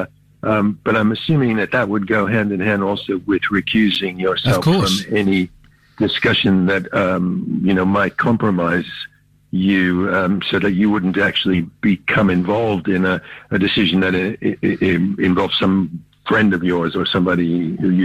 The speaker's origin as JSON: {"language": "English", "country": "United States", "tie": "born or raised there", "moved": "yes", "lives_now": "Australia", "said": "I was raised in America."}